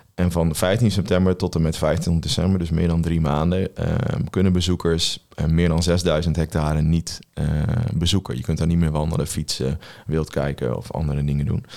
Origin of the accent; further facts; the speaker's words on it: Veluwe, Gelderland, Netherlands; we komen allebei van de Veluwe